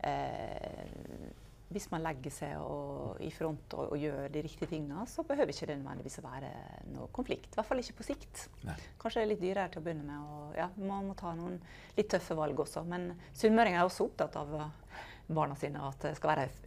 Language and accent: Norwegian; Norway; Eh, spesielt som nordmenn, egentlig.